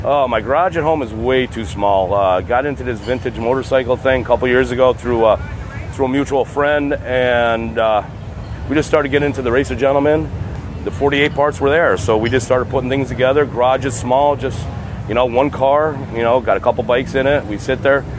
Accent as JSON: {"language": "English", "town": "Browndale", "region": "Pennsylvania", "country": "United States", "said": "I'm from Browndale, Pennsylvania."}